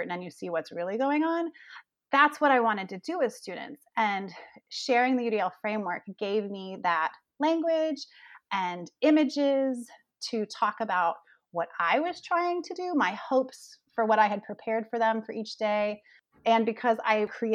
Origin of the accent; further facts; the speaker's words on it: Gainesville, Florida, United States; moved away as an adult; also born or lived in Denver, Colorado / Framingham, Massachusetts; I made my way back home to my hometown here in Gainesville, Florida